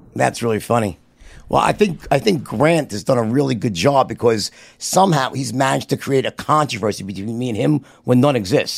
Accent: New York, United States; accent: New York; me with my New York accent

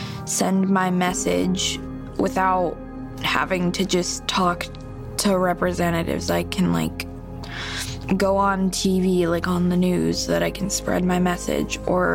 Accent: Dallas, Texas, United States; I'm 11 years old, and I'm from Dallas, Texas.

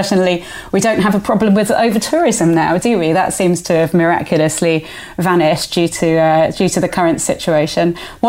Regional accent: Andalusia, Spain; I grew up on the Costa del Sol, and Torremolinos was apparently a beautiful place back in the...

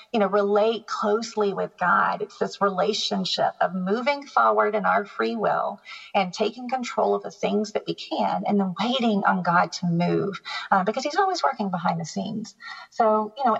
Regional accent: the South, United States; I grew up in the South. I grew up as a Southern Baptist. You don't skip Easter Sunday church

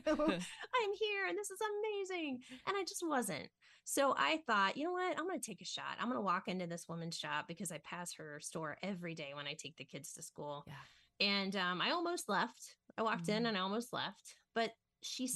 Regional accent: Ohio, United States; I grew up in Ohio

